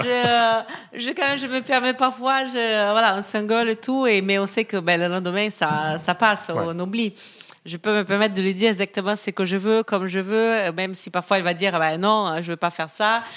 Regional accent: Brazil; accent: Brazilian; French is a second language; moved away as an adult; now in Paris, France; Je suis brésilienne, je pense que ça s'entend, un petit accent.

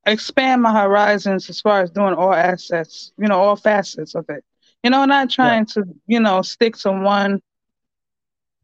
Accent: New York City, New York, United States; also born or lived in Queens; been growing up in the Bronx all my life. I just finally moved out to Queens.

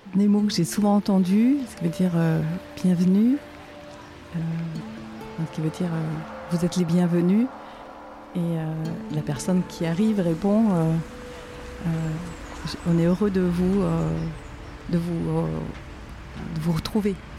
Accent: France; je suis née en France.

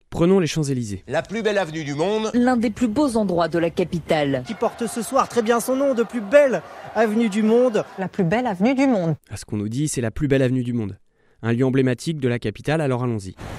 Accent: Normandy, France; moved away as an adult; now in Paris, France; J'ai grandi en Normandie, près d'une cathédrale gothique, pas loin de la mer et des falaises de craie.

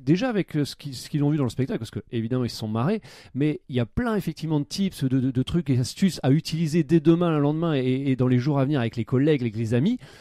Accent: the North, Hauts-de-France, France; nous on est du Nord

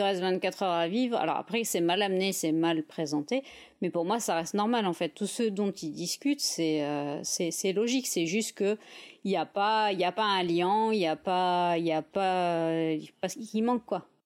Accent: France; on est français

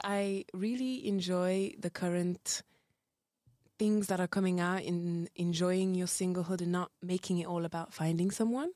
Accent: United Kingdom; moved away as an adult; also born or lived in Rwanda; now in Belgium; was raised in the UK

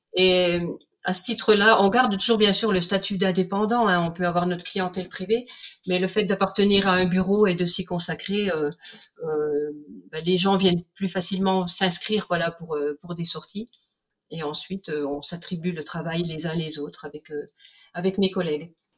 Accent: Vosges, Grand Est, France; moved away as an adult; also born or lived in Chamonix; now in Sallanches, France; je suis originaire originaire des Vosges et on est arrivé sur Chamonix avec mon mari

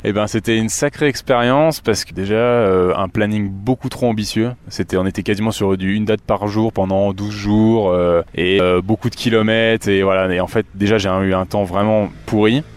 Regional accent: Bourgogne-Franche-Comté, France; j'ai vraiment grandi donc dans le Morvan. Je suis né dans le Morvan et j'ai grandi à la ferme.

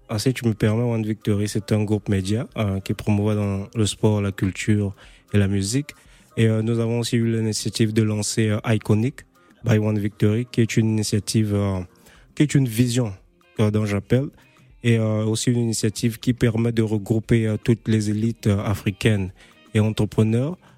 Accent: Brazzaville, Republic of the Congo; now in Paris, France; Comme je viens de Brazzaville aussi, notre communauté africaine est vraiment basée ici

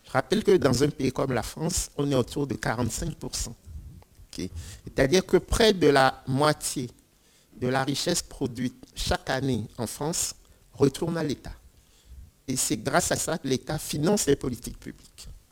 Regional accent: Lomé, Maritime, Togo; je viens du Togo et je suis natif de la capitale, Lomé

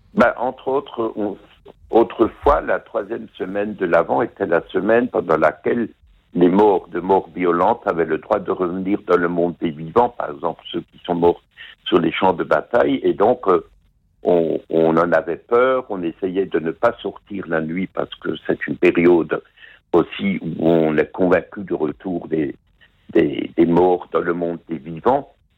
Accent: Alsace, Grand Est, France; chez nous en Alsace

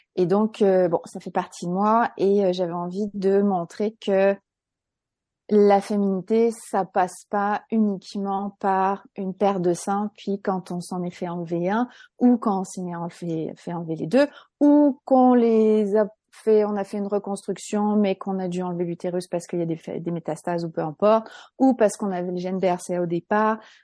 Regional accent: France; moved away as an adult; now in Quebec, Canada; je suis française, j'ai immigré au Québec il y a 14 ans, je suis une franco-québécoise

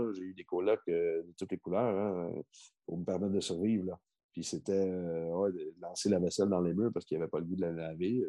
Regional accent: Quebec, Canada; chez moi au Québec, tu comprends? Euh, dans, dans mes origines

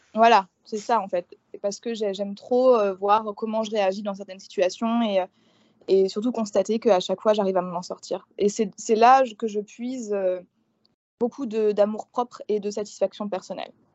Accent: eastern France, France; moved away as an adult; now in New Orleans, United States; Je suis née en France, dans l'est de la France, dans un, petit village. Moi, à la base, je suis campagnarde.

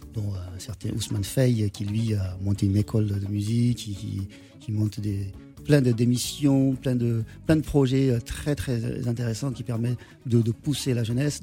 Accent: Senegal; moved away; Je suis sénégalais

